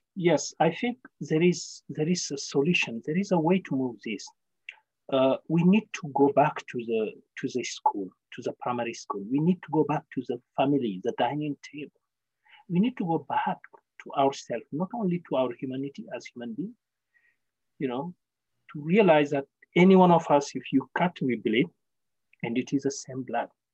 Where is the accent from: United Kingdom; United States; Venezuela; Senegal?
Senegal; now in Victoria, Canada; I was born in a small village in Senegal called Soringo, and I'm from a tribe called the Soninke.